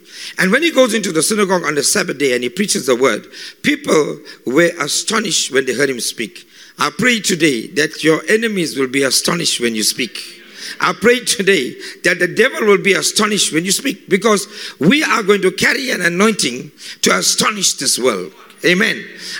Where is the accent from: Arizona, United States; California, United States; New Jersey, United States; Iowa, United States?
Arizona, United States; Phoenix; It's like when we grew up in Phoenix and suddenly people look at us on television